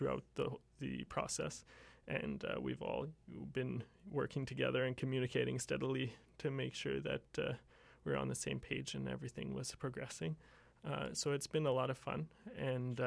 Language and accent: English; Dawson Creek, British Columbia, Canada; the Vancouver Symphony came up to my hometown, Dawson Creek, when I was 5